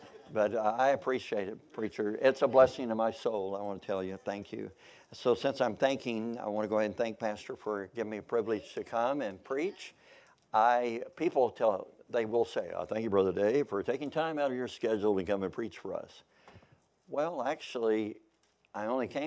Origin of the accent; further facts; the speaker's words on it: Kentucky, United States; also born or lived in Missouri; now in Oklahoma, United States; I was born in Missouri. I grew up in Kentucky. So I feel like I'm a Kentuckian, even though I was born in Missouri. But I've been in Oklahoma since 1978.